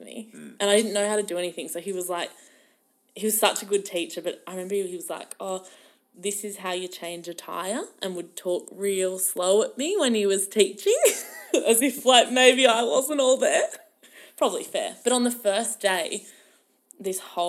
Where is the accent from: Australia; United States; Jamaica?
Australia; Melbourne, Victoria; I'm from Melbourne.